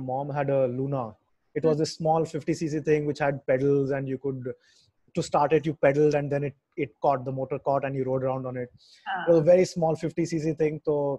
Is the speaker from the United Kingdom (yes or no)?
no; Puducherry, India; I'm from Pondicherry and I grew up seeing my dad, my uncles, everyone roaming around on bikes, because here a bike is way more convenient than a car. It's a small town.